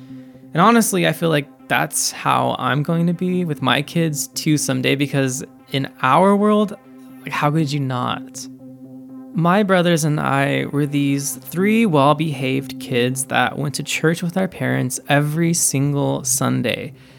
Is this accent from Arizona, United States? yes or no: no; Highland, California, United States; more than just your typical suburb of LA. But to me, it's so much more than that. I actually loved growing up in Highland.